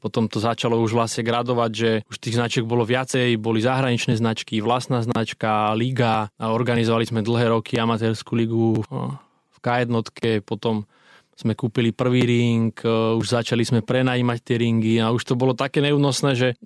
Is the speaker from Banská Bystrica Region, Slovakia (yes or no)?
no; Krajné, Trenčín Region, Slovakia; also born or lived in Piešťany; now in Stará Turá, Slovakia; v Piešanoch som chodil do školy, teraz žijem v Starej Turej, ale pochádzam z krajného, malá dedinka mm-hmm. pri Mijave.